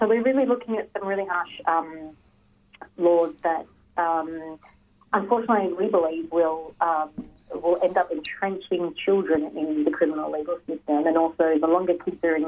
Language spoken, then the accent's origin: English; Kulin Nation country, Victoria, Australia; I'm born and bred in Kulin country, Kulin Nation country. And yeah, living and working in Melbourne